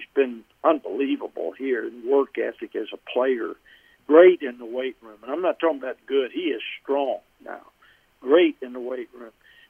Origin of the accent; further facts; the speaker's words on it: Alabama, United States; So I have followed the Giants in my youth and was a fan of theirs, even growing up in Alabama, which doesn't make much sense